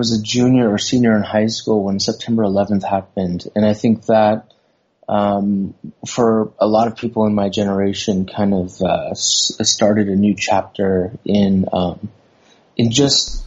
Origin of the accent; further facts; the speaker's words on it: Southern California, United States; moved away as an adult; now in Thailand; Growing up in Southern California, there was it was very diverse